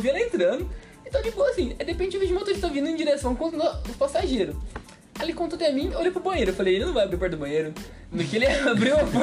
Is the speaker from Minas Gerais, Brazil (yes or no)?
no; Palmares Paulista, São Paulo, Brazil; sou interior de São Paulo, Palmares Paulista.